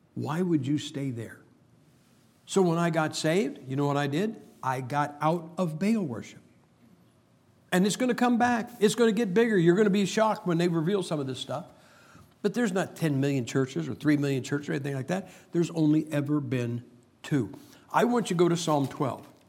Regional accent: Ohio, United States; I am from Ohio.

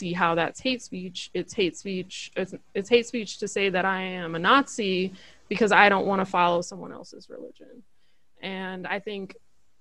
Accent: United States; As an American citizen

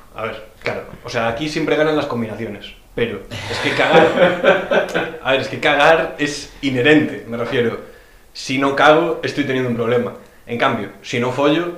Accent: Pontevedra, Galicia, Spain; yo soy de Pontevedra

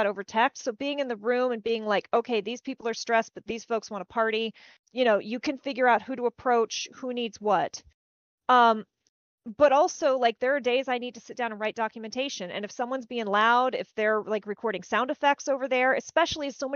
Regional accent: small-town Texas, United States; accent: Southern; I grew up in small-town Texas

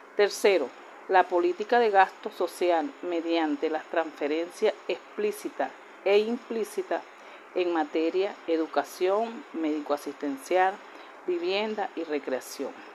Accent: Venezuela

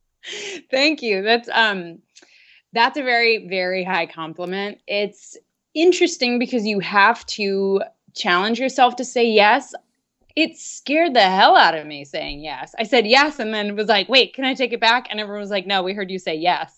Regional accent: Dayton, Ohio, United States; I am originally from Dayton, Ohio. And growing up there

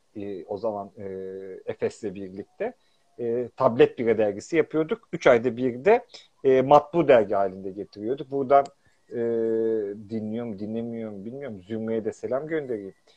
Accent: Pazar, Rize Province, Turkey; ben de Rizeliyim. Atinalıyız işte. Pazarlıyız.

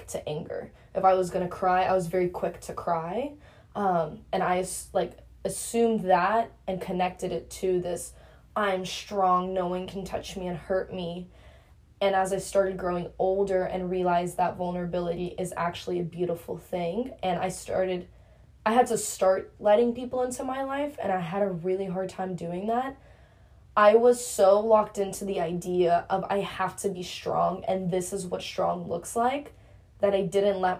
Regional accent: United States; I'm not even an immigrant. I was born in America

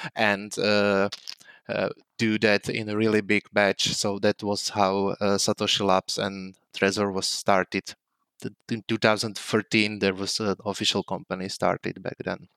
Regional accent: Slovakia; moved away as an adult; now in Prague, Czech Republic; I was born in Slovakia, but, uh, since two thousand twelve, uh, two, two thousand two, I'm living in Prague. I moved there to study computer science at Charles University

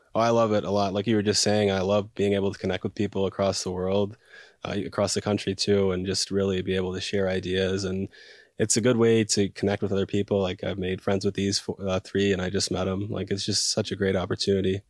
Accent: Buffalo, New York, United States; moved away as an adult; now in Washington, D.C., United States; I'm from Buffalo, New York

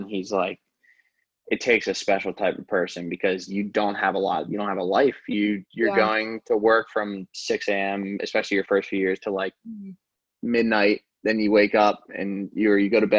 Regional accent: Baltimore, Maryland, United States; I'm from the Baltimore area, so I'm living in Baltimore right now

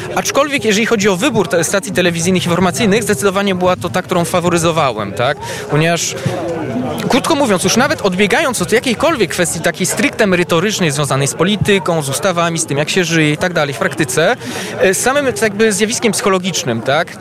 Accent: Belgium; moved away as an adult; now in Poland; się urodziłem w Belgii i tam no po prostu całe życie de facto spędziłem poza no, tymi, tymi ostatnimi latami

